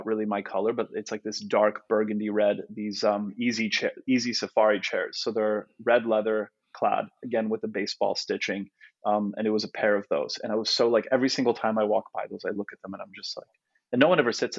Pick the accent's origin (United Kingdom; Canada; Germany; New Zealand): Canada; first language Polish; English is a second language; also born or lived in Chelsea, New York; now in New York, United States; I'm Canadian, but I've been in the US for so long